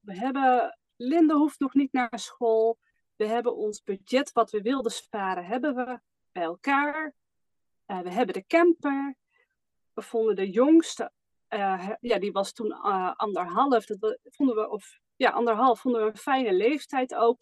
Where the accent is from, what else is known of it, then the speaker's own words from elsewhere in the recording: Almere, Flevoland, Netherlands; moved away as an adult; wij komen zelf uit Almere, daar woonden we in ieder geval